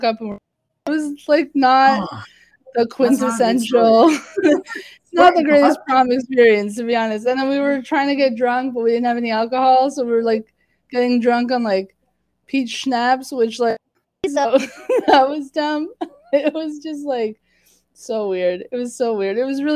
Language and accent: English; Woodbridge, Ontario, Canada; I grew up in Woodbridge, and I had moved out of Woodbridge to schools